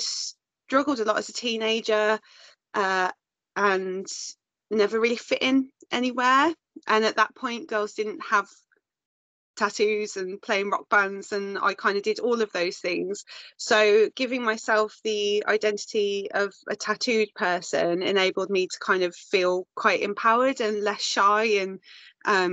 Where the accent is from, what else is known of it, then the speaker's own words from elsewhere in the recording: Birmingham, West Midlands, United Kingdom; moved away as an adult; also born or lived in Wales; now in Malvern, United Kingdom; I'm from South Birmingham.